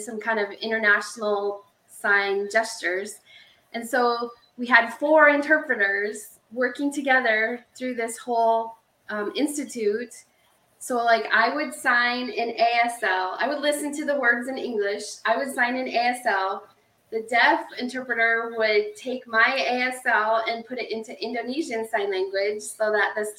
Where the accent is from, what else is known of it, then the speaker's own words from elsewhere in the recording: Nebraska, United States; we don't have an accent in Nebraska